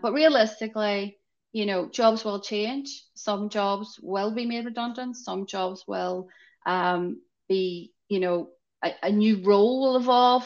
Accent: Northern Ireland, United Kingdom; I'm coming from Ireland, Northern Ireland, tiny

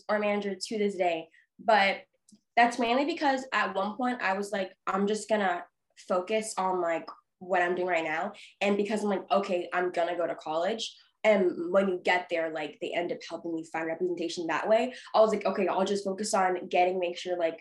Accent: Boston, Massachusetts, United States; I'm from Boston

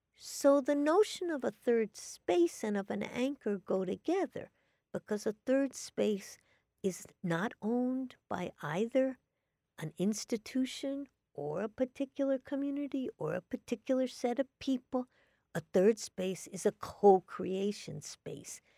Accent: New York City, New York, United States; I grew up in New York City

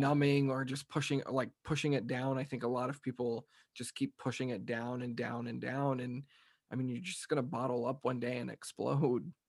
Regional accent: Texas, United States; me growing up in Texas

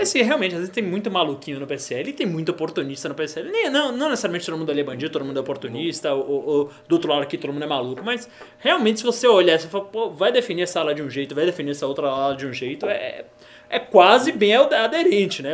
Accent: Bahia, Brazil; eu sou baiano

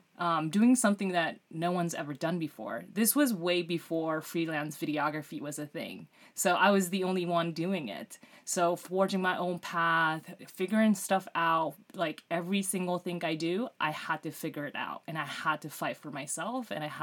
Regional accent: Mitaka, Tokyo, Japan; I was born and raised in this little town called Mitaka in Tokyo

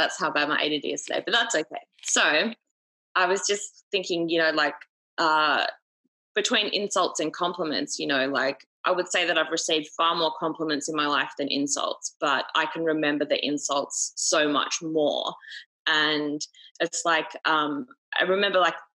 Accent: Australia; I'm like fucking Aussie, mate

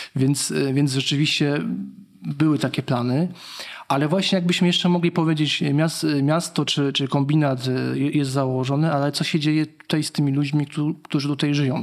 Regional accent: Kraków, Lesser Poland, Poland; jako Krakus

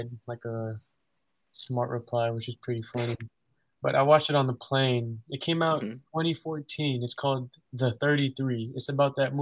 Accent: Philippines; I'm Filipino

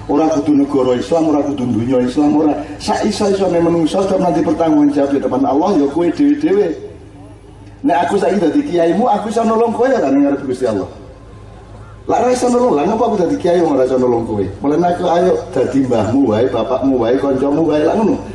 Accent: Tegal, Central Java, Indonesia; Nah, saya dari Tegal mau bertanya bagaimana cara membangun rasa kesadaran dalam kesadaran tentang keberagaman dalam hati. Jadi mungkin saya pribadi masih angkuh tentang kejawaan saya, tentang keislaman saya

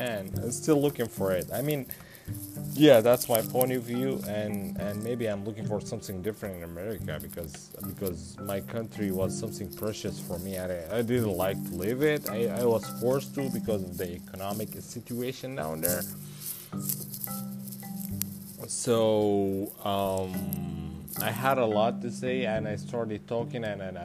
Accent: Sudan; moved away as an adult; now in United States; I'm from Sudan

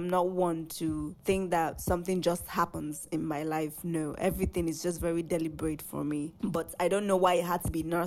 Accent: Nigeria; I'm 23. I'm Nigerian and I am an actor

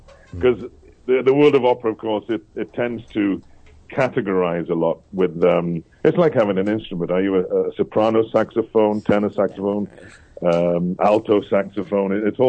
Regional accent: Cardiff, Wales, United Kingdom; first language English; moved away as an adult; also born or lived in Haverford West, Wales; now in Haverfordwest, United Kingdom; I'm actually from Cardiff.

